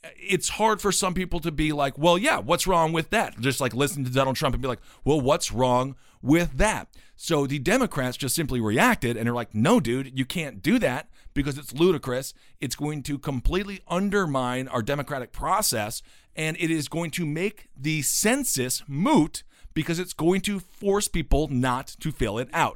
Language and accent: English; Stevens Point, Wisconsin, United States; my hometown again of Stevens Point, Wisconsin